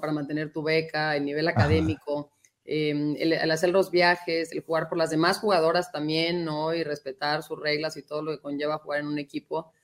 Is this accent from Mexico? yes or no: yes; Guadalajara, Jalisco, Mexico; moved away as an adult; also born or lived in United States; crecimos en Guadalajara, todavía ahí está la casa de mis papás